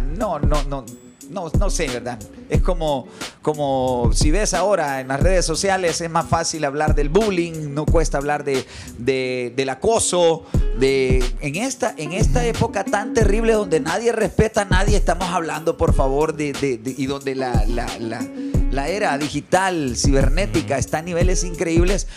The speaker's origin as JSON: {"language": "Spanish", "country": "El Salvador", "said": "soy salvadoreño"}